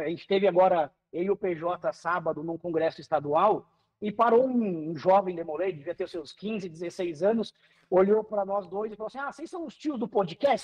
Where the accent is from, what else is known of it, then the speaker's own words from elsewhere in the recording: Paraná, Brazil; also born or lived in Curitiba; Eu sou aqui do estado do Paraná, moro em Curitiba